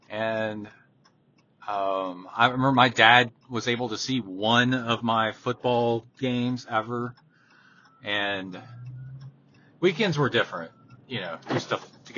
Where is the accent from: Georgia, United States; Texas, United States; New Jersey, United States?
Texas, United States; Houston; there's, like, no way my mom or dad could have done stuff like that when I was growing up in Houston, because of the distances.